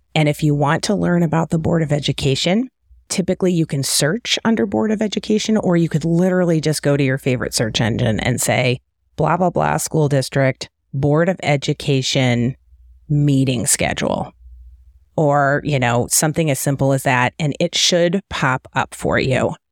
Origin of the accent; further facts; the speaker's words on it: Detroit, Michigan, United States; also born or lived in Cleveland / Kansas City Metro; now in Kansas City, United States; I'm from the Detroit area originally